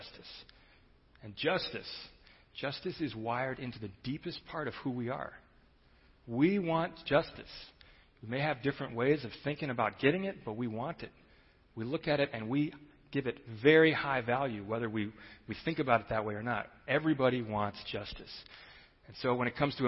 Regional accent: Chicago, Illinois, United States; I grew up in Chicago, and so I considered myself kind of a street-smart, cool city kid

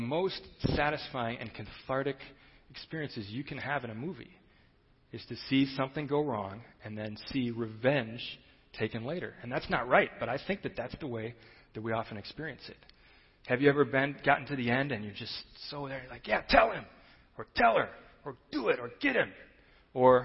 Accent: Chicago, Illinois, United States; I grew up in Chicago, and so I considered myself kind of a street-smart, cool city kid

